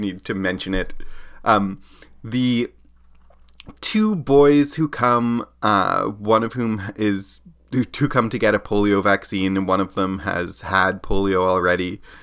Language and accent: English; Canada; as a Canadian